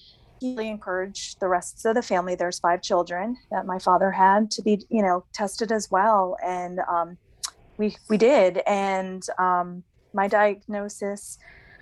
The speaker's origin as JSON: {"language": "English", "region": "New Jersey", "country": "United States", "moved": "as an adult", "lives_now": "North Carolina, United States", "said": "Right now, I'm living in North Carolina. I'm originally from New Jersey. I've been here about 8 years"}